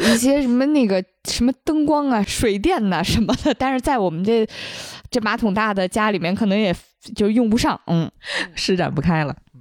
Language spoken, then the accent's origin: Chinese; Fujian, China; 因为我就是闽南那边的吃法不是蘸酱油嘛